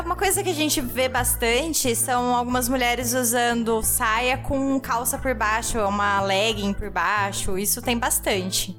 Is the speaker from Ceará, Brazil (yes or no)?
no; interior of São Paulo, Brazil; now in Germany; a gente é do, do interior de São Paulo